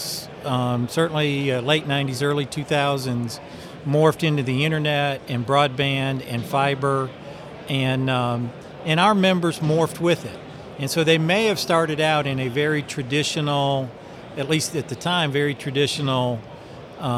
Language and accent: English; Chattanooga, Tennessee, United States; I'm from Chattanooga